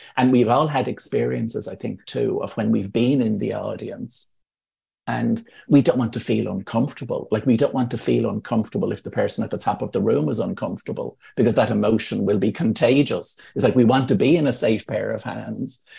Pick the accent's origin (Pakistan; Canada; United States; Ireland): Ireland; as Irish people